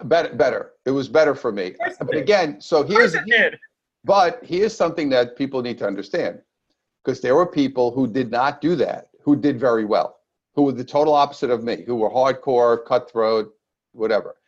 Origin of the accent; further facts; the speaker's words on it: New York City, New York, United States; now in Southern California, United States; I'm originally from Brooklyn, New York, and now I live in lovely Southern California with my beautiful wife. But I, I started in Brooklyn.